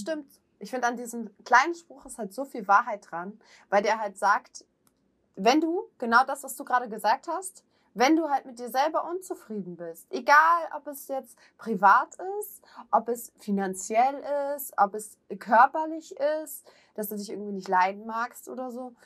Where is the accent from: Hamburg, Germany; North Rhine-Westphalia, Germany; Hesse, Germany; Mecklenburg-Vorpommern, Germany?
Hamburg, Germany; bin ich halt auch Hamburger, da trage ich das jetzt auf der Zunge